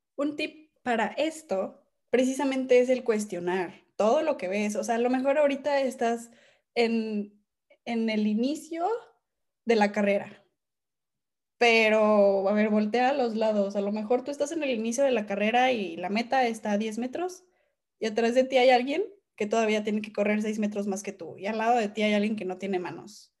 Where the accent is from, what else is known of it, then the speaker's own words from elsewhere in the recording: Mexico; dentro de nuestro país